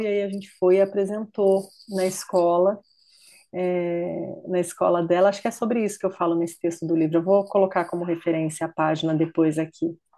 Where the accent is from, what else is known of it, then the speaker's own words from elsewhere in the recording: Ibirá, São Paulo, Brazil; moved away as an adult; now in United States; eu sou de uma cidade do interior de São Paulo, Ibirá, e uma cidade pequena